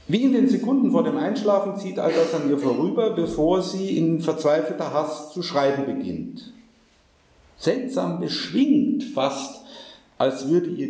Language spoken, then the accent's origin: German; India; als Inder bin ich doch